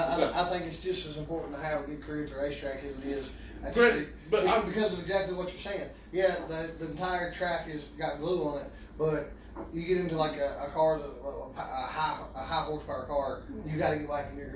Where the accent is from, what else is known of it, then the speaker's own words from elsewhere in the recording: Eastern Kentucky, United States; All of us are out of Eastern Kentucky. We're pieces from Moorhead, and the other three of us here live in Mount Starr on our own.